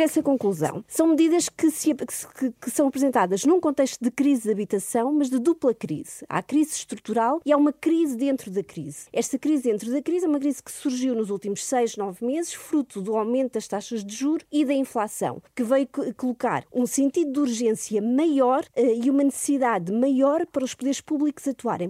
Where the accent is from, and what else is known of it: Portugal